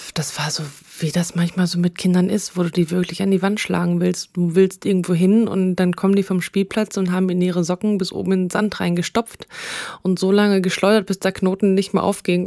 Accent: Münsterland, North Rhine-Westphalia, Germany; ich komme aus dem Münsterland.

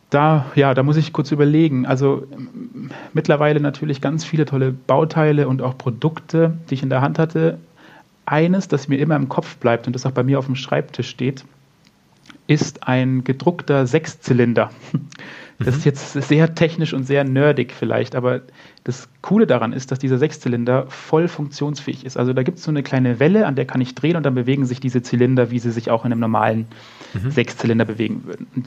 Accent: Munich, Bavaria, Germany; wenn ich jetzt zum Beispiel durch, durch München laufe, also mein, meine Heimatstadt sozusagen

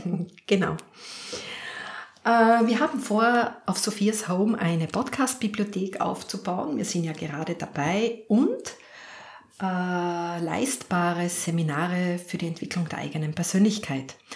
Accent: Lower Austria, Austria; Ich bin Hausfrau, ich bin Mutter, ich bin Polizistin, ich bin Dulnerin, ich bin Niederösterreicherin, ich bin, ich bin, ich bin.

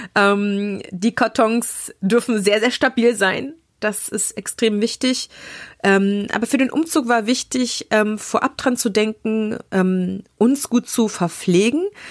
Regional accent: Thuringia, Germany; moved away as an adult; also born or lived in Leipzig, Saxony / Düsseldorf; bin gebürtige Sächsin. Ja, ich bin in Leipziger allerlei und ähm, zum Großteil meines Lebens aber in Thüringen groß geworden und habe dort gelebt an verschiedenen Orten

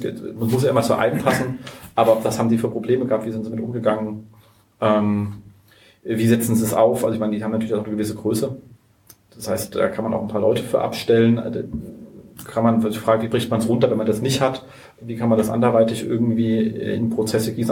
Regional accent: Berlin, Germany; wir sind ja Berliner

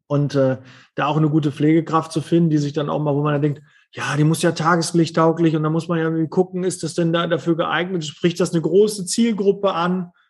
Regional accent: Ruhr area, North Rhine-Westphalia, Germany; ich bin halt aus dem Ruhrpott

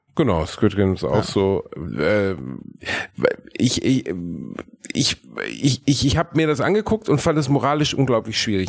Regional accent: Gelsenkirchen, North Rhine-Westphalia, Germany; ich komme aus Gelsenkirchen

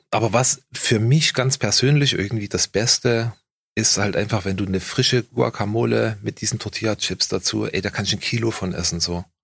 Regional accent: Germany; ich bin halt ein Deutscher

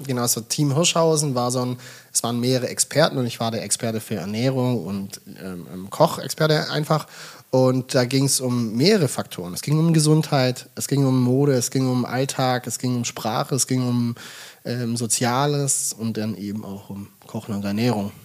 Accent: Bad Waldsee, Baden-Württemberg, Germany; moved away as an adult; now in Hamburg, Germany; Ich komme ja aus dem Schwabenland, ich komme aus Baden-Württemberg

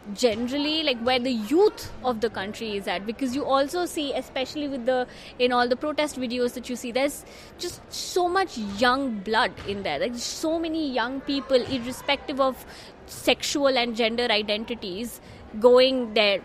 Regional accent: India; now in Netherlands; I'm from India. I currently work in the Netherlands

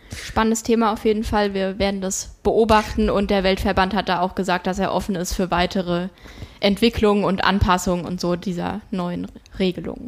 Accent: Rodgau, Hesse, Germany; also das ist äh, wirklich mein Heimatort

